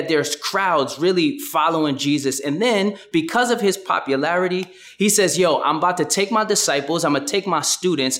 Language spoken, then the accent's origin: English; New York City, New York, United States; I'm from Brooklyn, and I kind of have a Brooklyn bop